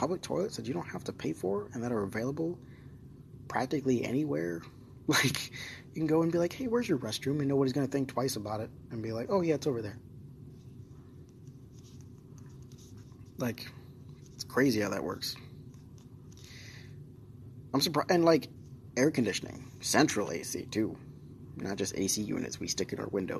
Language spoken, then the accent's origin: English; United States